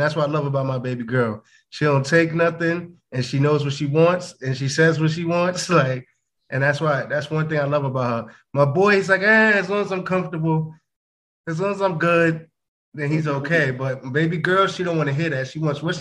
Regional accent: United States; I'm American, Black American

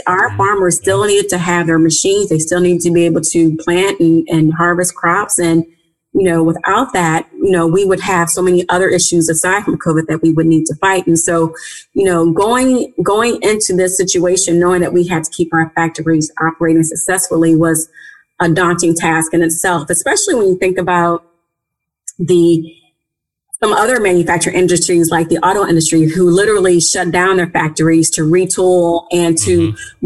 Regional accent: St. Louis, Missouri, United States; I grew up in St. Louis. I, am born and raised from St. Louis, Missouri

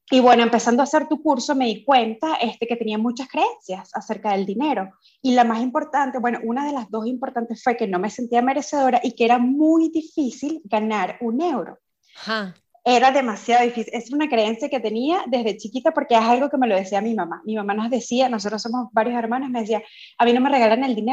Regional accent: Venezuela; also born or lived in Dublin; now in Barcelona, Spain; yo soy de Venezuela. Eh, actualmente vivo en Barcelona, pero estuve ocho años viviendo en Dublín.

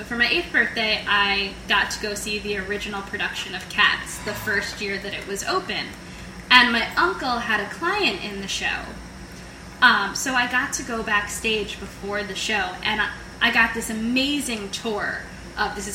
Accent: New Jersey, United States; born or raised there; also born or lived in Queens, New York

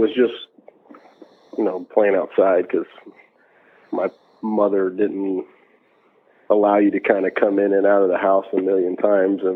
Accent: Alabama, United States; also born or lived in Annapolis, Maryland / Gambrills, Maryland; we moved to Alabama in like 91 or something like that. And grew up through the rest of elementary school and middle school and high school in Alabama

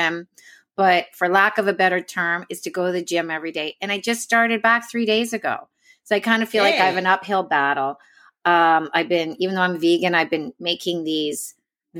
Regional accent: Canada; moved away; I'm Canadian.

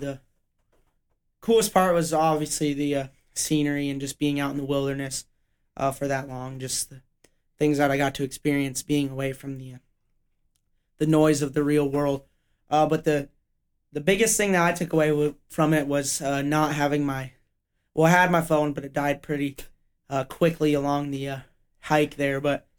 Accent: Denver, Colorado, United States; Yeah, I'm from Denver, so shout out 303, any of my Denver area listeners or just Colorado

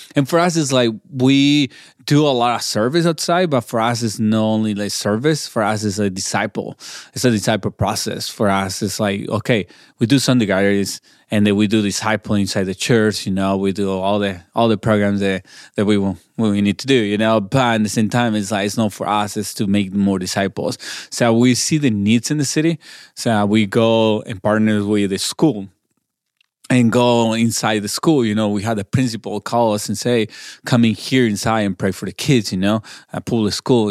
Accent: Chihuahua, Mexico; first language Spanish; English is a second language; moved away as an adult; also born or lived in Portland, Oregon; now in Albuquerque, United States; I'm born in Mexico in Chihuahua, I grew up in there, and until I was 24, I uh, 25 is when I moved to the states.

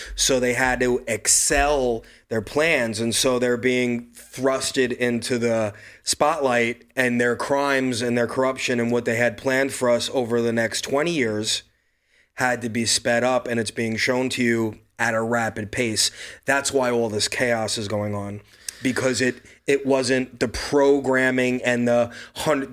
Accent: New York City, New York, United States; I'm from Brooklyn, New York

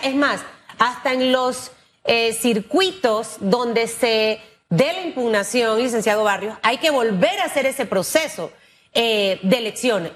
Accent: Panama; como panameña

